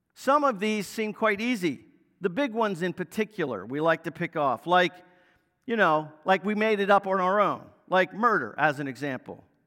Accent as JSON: {"language": "English", "region": "Northern Virginia", "country": "United States", "tie": "born or raised there", "said": "growing up in Northern Virginia, I was an Orioles fan"}